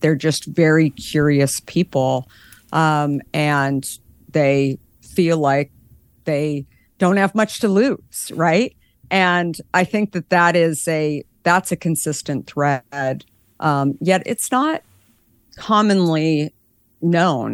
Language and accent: English; Scottsdale, Arizona, United States; I grew up in Arizona in Scottsdale